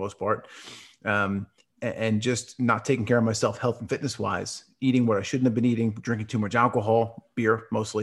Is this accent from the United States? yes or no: yes; New York, United States; moved away as an adult; now in Dallas, United States; I currently live in Dallas, Texas, but I was born and raised in New York up until about a month ago